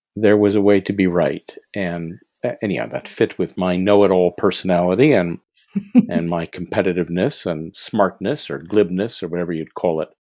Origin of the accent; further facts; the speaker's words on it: Montreal, Quebec, Canada; I'm originally from Montreal. I went to McGill University here